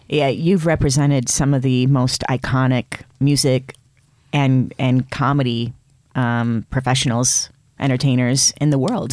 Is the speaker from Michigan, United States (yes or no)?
yes; Flint, Michigan, United States; my hometown of Flint, Michigan